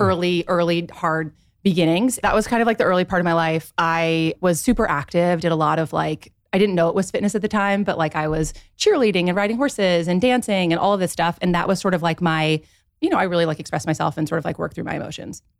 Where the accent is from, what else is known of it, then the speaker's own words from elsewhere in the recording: Dayton, Ohio, United States; moved away as an adult; also born or lived in Dallas, Texas / Los Angeles; I grew up in Dayton, Ohio